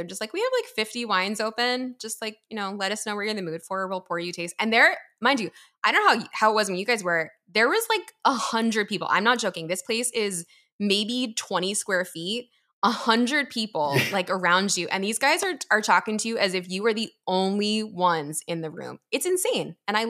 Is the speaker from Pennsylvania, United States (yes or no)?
yes; Philadelphia, Pennsylvania, United States; I'm from Philly, obviously.